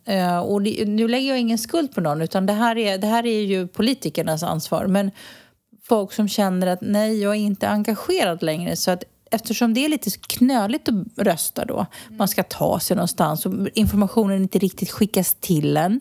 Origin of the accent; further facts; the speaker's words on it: Sweden; moved away as an adult; now in Spain; jag är svensk medborgare fortsatt. Jag har min familj kvar.